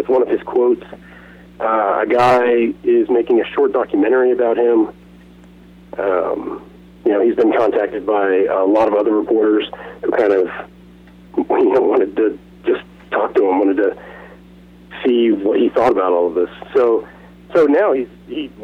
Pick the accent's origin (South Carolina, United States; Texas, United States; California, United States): Texas, United States; Dallas; moved away as an adult; also born or lived in South Florida; I grew up in Dallas